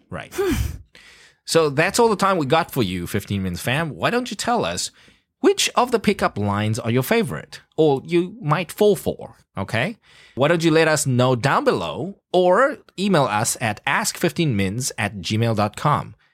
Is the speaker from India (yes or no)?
no; South Africa; I grew up in South Africa. You don't stop when people stop you on the streets.